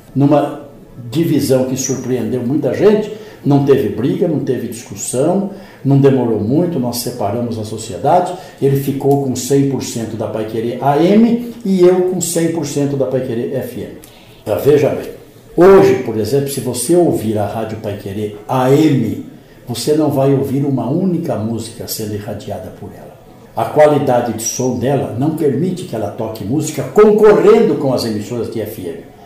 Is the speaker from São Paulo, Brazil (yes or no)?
yes; Paraguaçu Paulista, São Paulo, Brazil; accent: caipira; now in Londrina, Brazil; sou natural de uma cidade aqui da Alta Sorocabana. Eu me orgulho muito de dizer que sou caipira da Alta Sorocabana. Eu sou de uma pequena cidade chamada Paraguaçu Paulista.